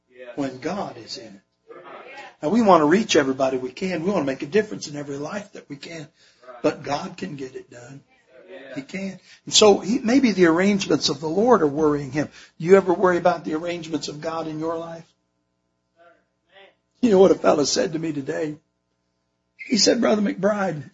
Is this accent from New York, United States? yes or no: no; Michigan, United States; moved away as an adult; now in Indiana, United States; I'm from Michigan originally. I've lived in Indiana for over 40 years now.